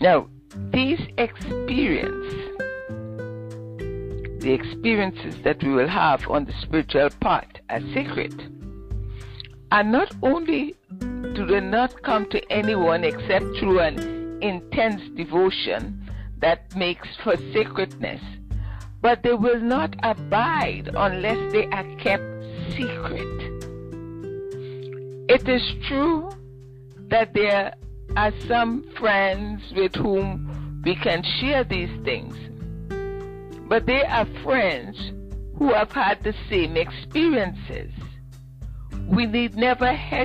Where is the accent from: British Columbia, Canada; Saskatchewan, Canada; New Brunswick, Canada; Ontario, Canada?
Ontario, Canada; Ottawa; moved away as an adult; I'm from Ottawa, and I got transferred down here